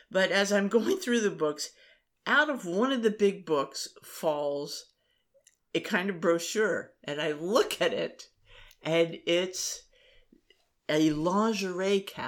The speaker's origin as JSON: {"language": "English", "region": "Maryland", "country": "United States", "tie": "born or raised there", "said": "We did not pay attention to them."}